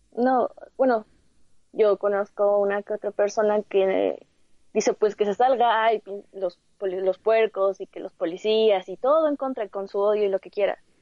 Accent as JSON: {"language": "Spanish", "country": "Mexico", "said": "somos mexicanos"}